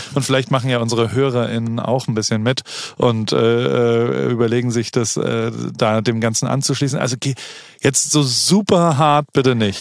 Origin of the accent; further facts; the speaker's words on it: Heidelberg, Baden-Württemberg, Germany; now in United States; Heidelberg, meiner Heimatstadt